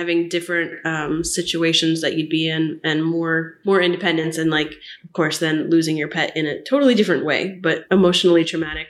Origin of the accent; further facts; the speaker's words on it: Orlando, Florida, United States; moved away; I'm from Orlando